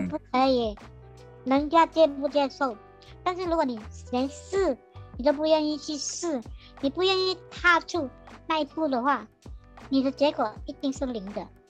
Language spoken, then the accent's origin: Chinese; Sandakan, Sabah, Malaysia; moved away as an adult; now in Taiwan; 我家乡三打根